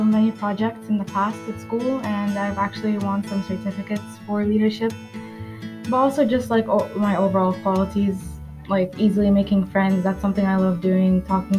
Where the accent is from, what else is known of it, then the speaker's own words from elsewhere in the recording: Sudan; now in Qatar; I'm 17. I'm from Sudan.